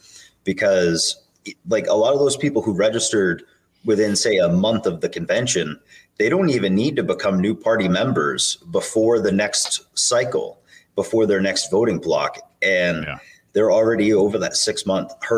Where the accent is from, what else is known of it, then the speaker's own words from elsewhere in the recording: Maine, United States; I'm from Maine. I'm vice chair for Maine.